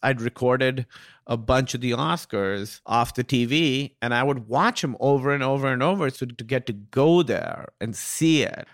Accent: Pakistan; being Pakistani

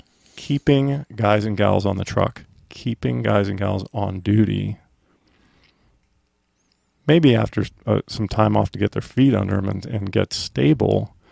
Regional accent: Effingham, Illinois, United States; born there; I was born in Effingham, Illinois.

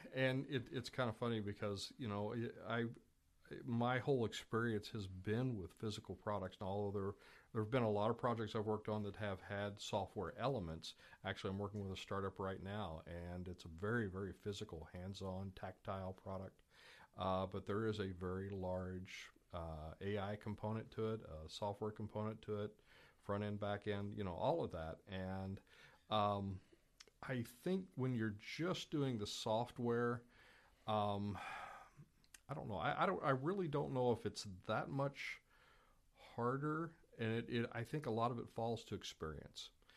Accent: Louisville, Kentucky, United States; was born in Eastern Kentucky, grew up in Louisville, uh, so tha-, that's why I don't seem to have the, you know, typical Eastern Kentucky accent

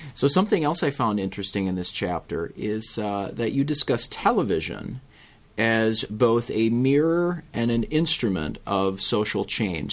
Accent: United States; As an American, and thus a novice to cricket

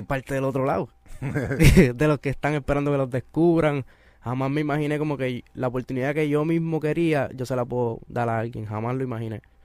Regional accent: Carolina, Puerto Rico; yo estudié con él en Carolina. En Carolina todo el mundo nos conocemos

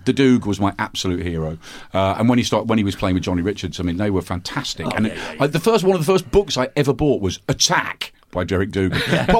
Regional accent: Birmingham, West Midlands, United Kingdom; I'm from Birmingham

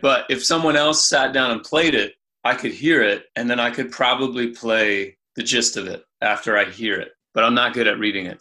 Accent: Anderson, Indiana, United States; I grew up in Indiana in Anderson

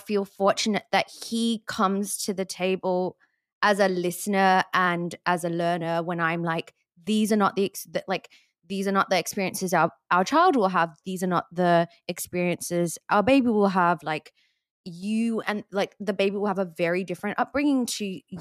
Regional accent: Australia; being Australian

